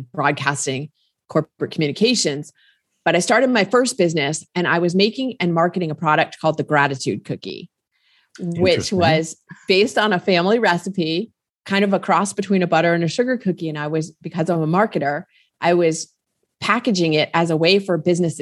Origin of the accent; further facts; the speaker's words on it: New Jersey, United States; I grew up in New Jersey, family, brother, younger brother